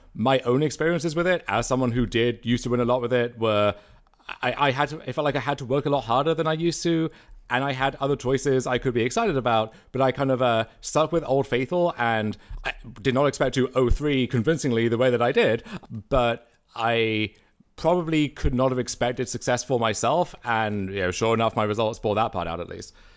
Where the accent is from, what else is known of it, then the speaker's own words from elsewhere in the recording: Canada; being Canadian